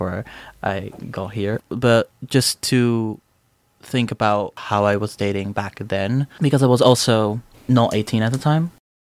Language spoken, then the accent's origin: English; Amsterdam, North Holland, Netherlands; moved away as an adult; now in Aberdeen, United Kingdom; I'm from Amsterdam originally, born and raised